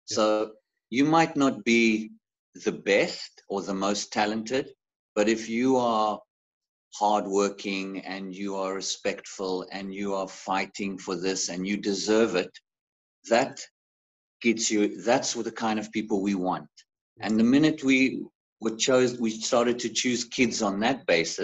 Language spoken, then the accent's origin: English; Zimbabwe; now in South Africa; when I grew up in Africa. I was actually born in Zimbabwe